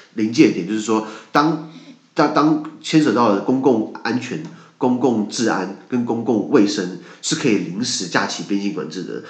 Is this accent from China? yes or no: no; Taiwan; 我们台湾人